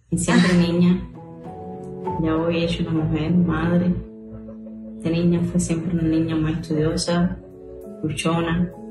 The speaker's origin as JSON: {"language": "Spanish", "country": "Cuba", "said": "somos las madres cubanas"}